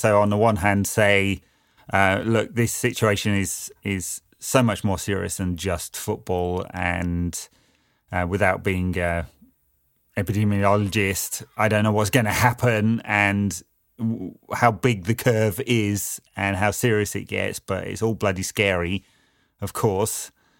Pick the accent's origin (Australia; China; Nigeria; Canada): China; Wuhan, Hubei; especially considering I'm from Wuhan.